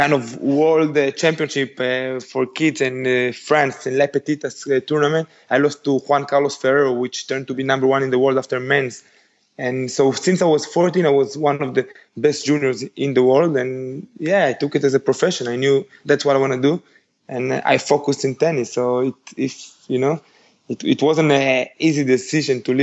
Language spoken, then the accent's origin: English; Israel; first language Spanish; English is a second language; also born or lived in Uruguay; I was born in Uruguay when I was 5. I moved to Israel with my parents